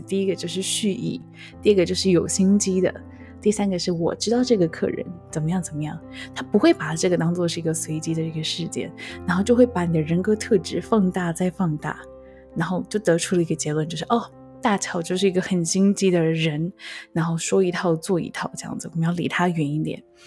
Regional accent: Taiwan; 我们台湾人

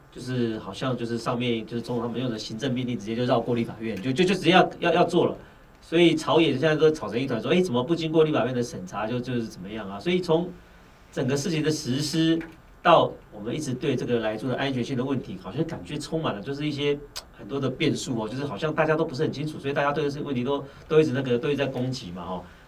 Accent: Taiwan; 我们台湾人很喜欢吃猪肉哦

